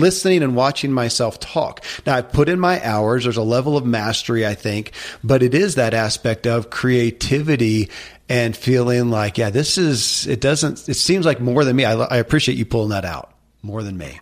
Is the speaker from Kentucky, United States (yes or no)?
yes; Kentucky, United States; born or raised there